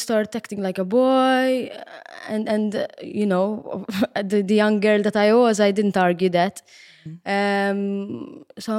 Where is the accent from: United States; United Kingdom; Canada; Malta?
Malta; Gozo; Yes, I come from Gozo. Yes, I'm Gozitin.